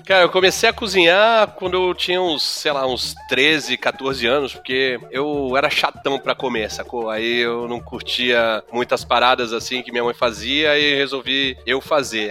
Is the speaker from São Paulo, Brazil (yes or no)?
yes; Santos, São Paulo, Brazil; moved away; also born or lived in Rio de Janeiro; eu mudei pra Santos de novo, porque eu nasci aqui